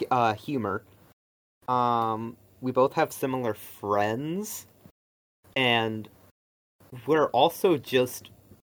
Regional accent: Michigan, United States; moved away; I was born in Michigan, raised by my grandma and grandpa.

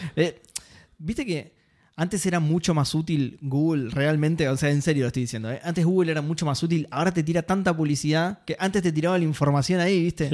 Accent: Argentina; soy argentino

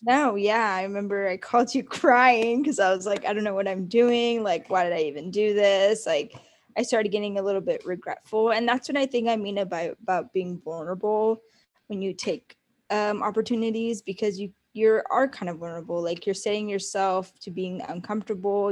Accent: Watsonville, California, United States; moved away as an adult; also born or lived in San Francisco, United States; now in Orange County, United States; I am actually from Watsonville, California

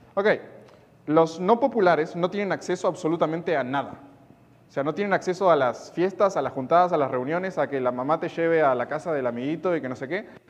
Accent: Uruguay; soy de Uruguay, no soy de Argentina

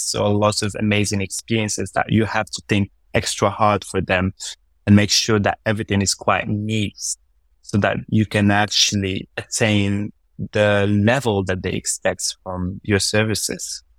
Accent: Morocco; I was born up north in Morocco in a small town called Salkbir. That's where I, I actually, yeah, so I was a small town guy. Uh, and, uh, I spent the first eighteen years of my life there

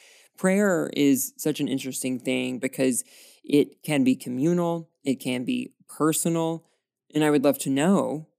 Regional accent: the South, United States; we are both from the South

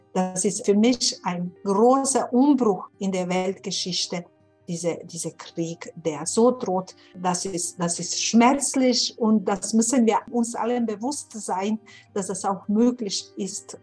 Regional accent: Sarajevo, Federation of Bosnia and Herzegovina, Bosnia & Herzegovina; German is a second language; moved away as an adult; also born or lived in Windeck, Germany; now in Munich, Germany; ich bin aus Sarajevo

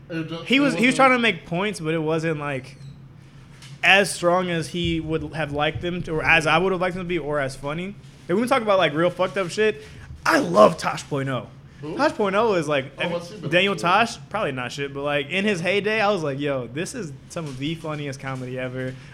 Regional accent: Jamaica; I'm Jamaican.

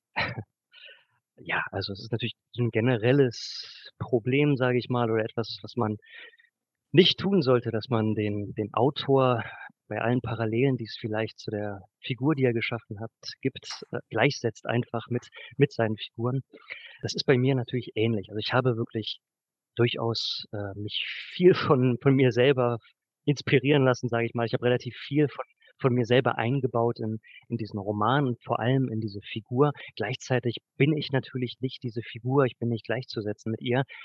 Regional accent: Braunschweig, Lower Saxony, Germany; moved away as an adult; also born or lived in Göttingen; now in Leipzig, Germany; ich habe 2008 also, mein Abitur in Braunschweig gemacht

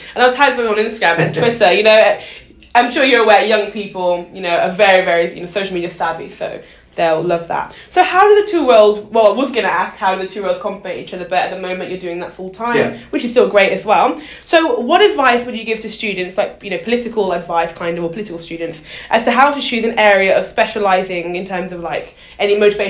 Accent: Birmingham, West Midlands, United Kingdom; moved away; I'm actually from Birmingham originally, yes.

